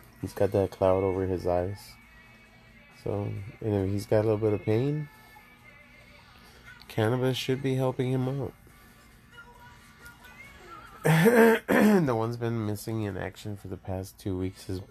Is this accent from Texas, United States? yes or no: yes; Laredo, Texas, United States; also born or lived in San Antonio, Texas; I'm from Laredo, Texas. I'm Mexican